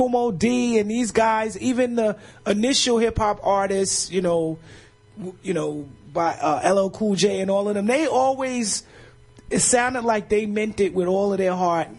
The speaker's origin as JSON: {"language": "English", "town": "New York City", "region": "New York", "country": "United States", "said": "I'm from Bed-Stuy."}